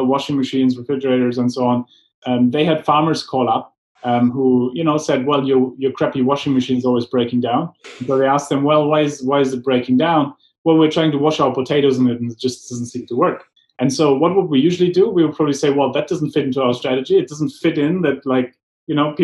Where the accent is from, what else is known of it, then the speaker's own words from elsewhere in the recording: Germany; moved away; growing up in Germany, I got trained in strategic planning